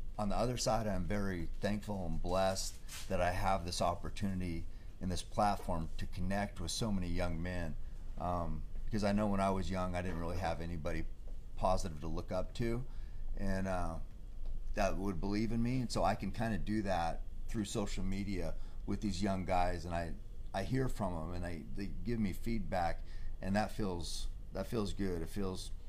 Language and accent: English; Marcola, Oregon, United States; I grew up hunting in Marcola, a small town, you know, logging community